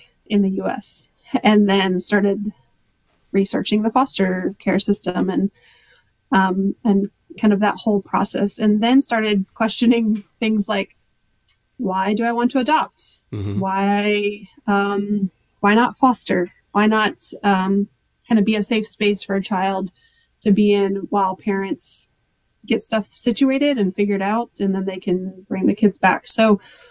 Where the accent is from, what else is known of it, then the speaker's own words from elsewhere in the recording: United States; also born or lived in Mexico; in the United States, in my home country